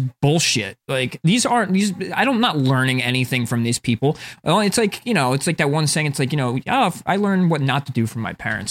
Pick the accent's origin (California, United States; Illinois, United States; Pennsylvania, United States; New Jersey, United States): New Jersey, United States; North Plainfield; I'm from North Plainfield, which is, like, a pretty white suburban area in the middle of, like, a ghetto-ish area. Like, it's up north New Jersey